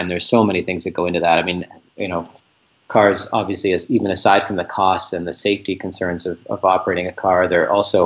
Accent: Port Moody, British Columbia, Canada; now in Vancouver, Canada; I grew up about 25 clicks, like kilometers outside of where I am now in a suburb called Port Moody.

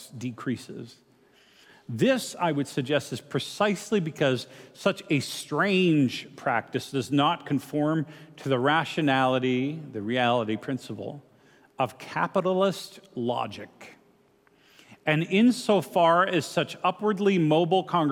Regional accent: Canada; moved away as an adult; also born or lived in Grand Rapids, Michigan, United States; now in United States; being Canadian, having lived in Grand Rapids as well

